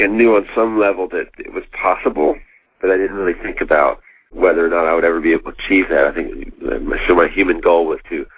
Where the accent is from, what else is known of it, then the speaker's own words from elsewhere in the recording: North Carolina, United States; I'm from North Cackalacky.